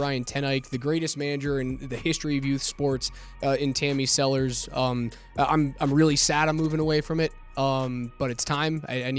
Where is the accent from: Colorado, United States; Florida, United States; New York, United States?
Colorado, United States; Denver; I grew up in Denver watching John Elway win Super Bowls.